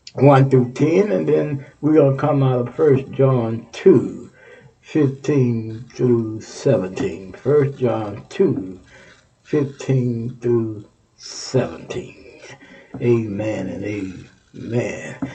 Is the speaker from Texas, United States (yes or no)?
yes; Texas, United States; moved away; my home state, Texas